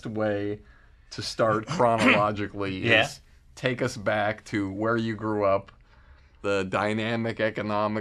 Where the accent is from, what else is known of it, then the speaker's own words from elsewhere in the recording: Longmeadow, Massachusetts, United States; also born or lived in Boston; I grew up in Longmeadow, Massachusetts